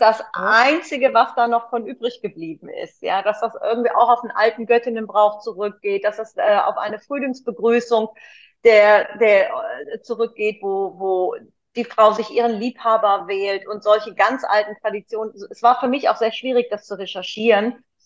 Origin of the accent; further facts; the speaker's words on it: Cologne, North Rhine-Westphalia, Germany; als Kölnerin